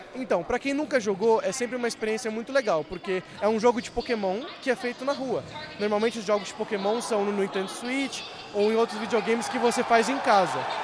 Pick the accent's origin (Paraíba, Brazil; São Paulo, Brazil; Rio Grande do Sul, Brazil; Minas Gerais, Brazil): São Paulo, Brazil; Sou aqui de São Paulo.